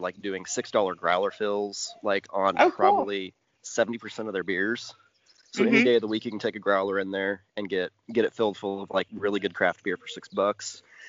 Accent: Vincennes, Indiana, United States; here in Indiana, some of the local government's starting to step in and do some stuff there. So I know back in my hometown of Vincennes

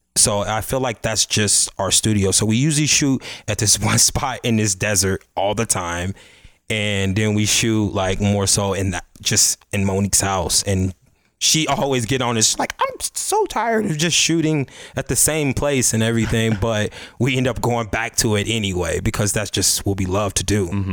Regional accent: Chicago, Illinois, United States; I'm from the Chicago, South Side of Chicago, Chatham

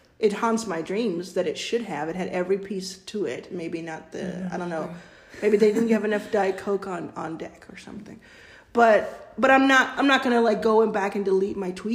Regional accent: Texas, United States; now in California, United States; I grew up in Texas, mind you, and live in California

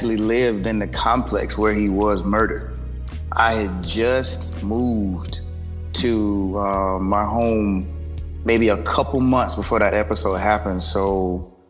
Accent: Sanford, Florida, United States; born or raised there; also born or lived in DMV (Washington, D.C. area); now in Washington, D.C. area, United States

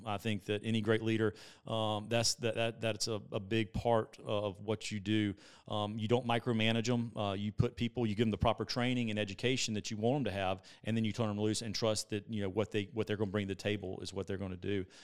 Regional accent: Columbia, South Carolina, United States; I'm from Columbia, South Carolina, freshwater

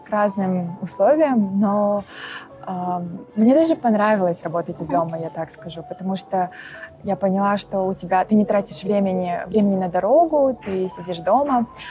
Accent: Shymkent, Turkistan Region, Kazakhstan; moved away as an adult; also born or lived in Astana; now in Warsaw, Poland; Я родилась в городе Шимкент и выросла там же, то есть я 17 лет а, проживала там

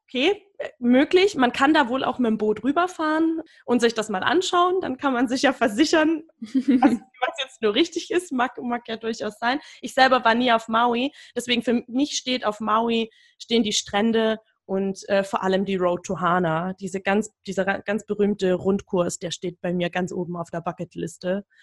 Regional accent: Berlin, Germany; mir als Berlinerin

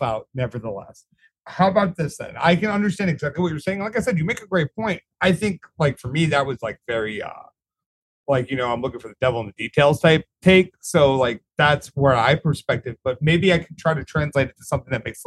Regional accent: the South, United States; I'm from the South

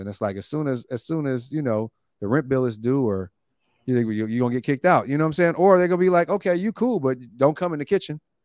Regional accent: Oakland, California, United States; also born or lived in Long Beach; I'm from Oakland

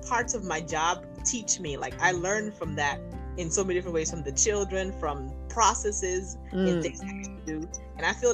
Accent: Nigeria; accent: Nigerian; my Nigerian accent

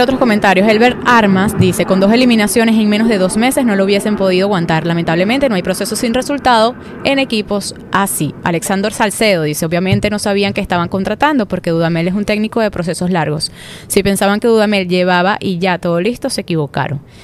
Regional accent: Venezuela; como venezolana

